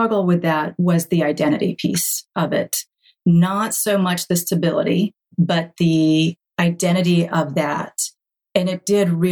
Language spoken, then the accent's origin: English; High Point, North Carolina, United States; I grew up in North Carolina in the furniture capital of the world.